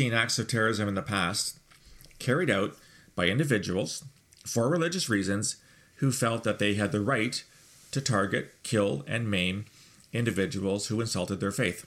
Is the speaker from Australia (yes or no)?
no; Canada; I'm a Canadian.